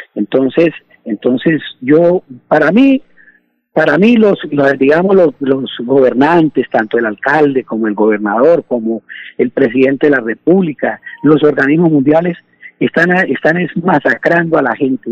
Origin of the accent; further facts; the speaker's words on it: Bucaramanga, Santander, Colombia; Yo nací pastor ahí en el Parque García Rovira, ahí en Bucaramanga